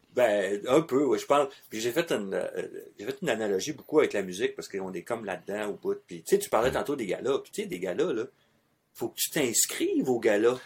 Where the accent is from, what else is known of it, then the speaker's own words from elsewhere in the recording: Quebec, Canada; on est du Québec